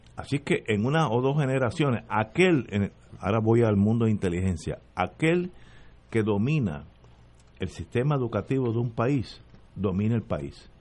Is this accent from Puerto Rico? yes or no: yes; Puerto Rico; Yo soy puertorriqueño.